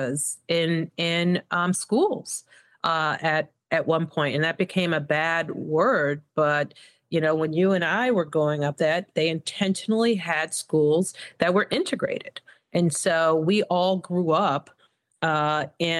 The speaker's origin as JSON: {"language": "English", "town": "Evanston", "region": "Illinois", "country": "United States", "tie": "born or raised there", "also_born_or_lived": "Mississippi", "moved": "as an adult", "lives_now": "Chicago, United States", "said": "I graduated from Evanston Township"}